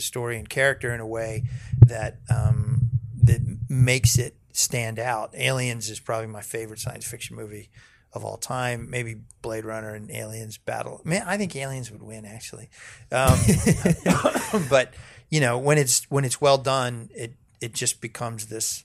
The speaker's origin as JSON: {"language": "English", "town": "Fort Washington", "region": "Maryland", "country": "United States", "also_born_or_lived": "Baltimore, Maryland / Richmond, Virginia / Chestertown, Maryland", "moved": "yes", "said": "I'm from Fort Washington. Yeah. Right outside of D.C."}